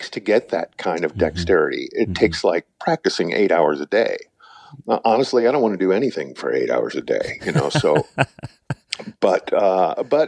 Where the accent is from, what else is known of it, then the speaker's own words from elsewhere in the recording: St. Louis, Missouri, United States; growing up in St. Louis